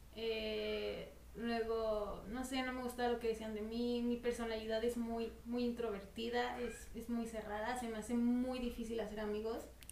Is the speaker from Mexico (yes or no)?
yes; Mexico